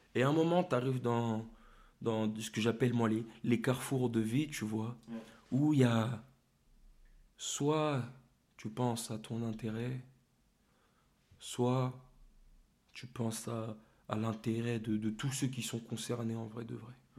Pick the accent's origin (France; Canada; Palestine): France; Torcy, Île-de-France; now in Meaux, France; j'ai grandi à Torcy, au quartier